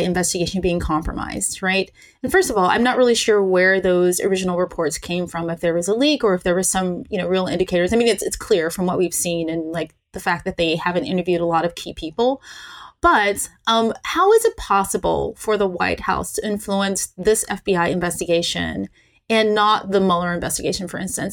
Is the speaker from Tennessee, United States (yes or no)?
yes; Tennessee, United States; now in West Coast, United States; I was from Tennessee